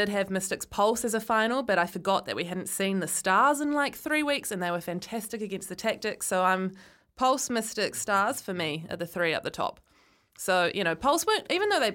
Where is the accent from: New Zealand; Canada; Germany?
New Zealand; Christchurch, Canterbury; now in Auckland, New Zealand; I was born in Christchurch, so my memories of going to Jade Stadium